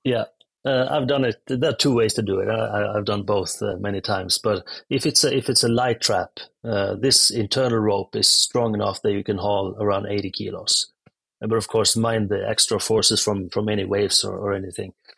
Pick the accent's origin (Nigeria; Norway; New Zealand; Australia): Norway; I'm from Norway. Uh, grew up in a small town, come from a long line of fishermen